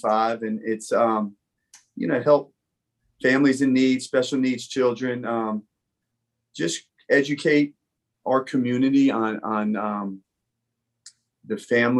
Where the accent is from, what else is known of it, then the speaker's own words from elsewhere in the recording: Hillsborough, New Jersey, United States; moved away as an adult; also born or lived in Bronx, New York City; now in North Carolina, United States; I was born in New York City. I was born in the Bronx. I grew up in New Jersey